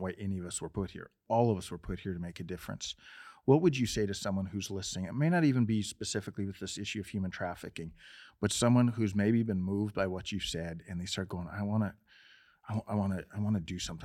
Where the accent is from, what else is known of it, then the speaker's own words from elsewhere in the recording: Montana, United States; I'm from Montana, too